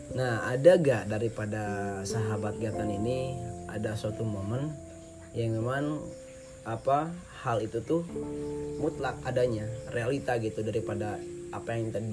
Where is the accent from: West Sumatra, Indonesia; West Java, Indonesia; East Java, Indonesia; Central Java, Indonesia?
West Java, Indonesia; Tasikmalaya; saya gede di Tasik jadi bahasa Padang sama sekali nggak bisa